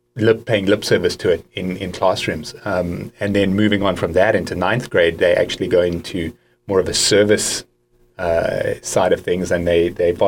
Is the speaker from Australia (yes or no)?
no; South Africa; moved away as an adult; also born or lived in Allentown, Pennsylvania; now in Santa Barbara, United States; Born and raised in South Africa. I left when I was around 28 years old and haven't lived there since, but still my heart is South African.